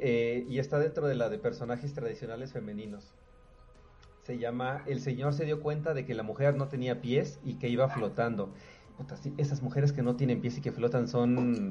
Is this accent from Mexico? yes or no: yes; Cuernavaca, Morelos, Mexico; Cuernavaca, de donde soy